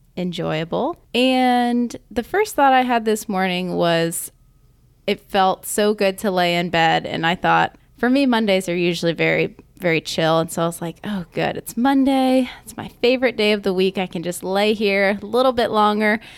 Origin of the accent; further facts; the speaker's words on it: Augusta, United States; I am from Augusta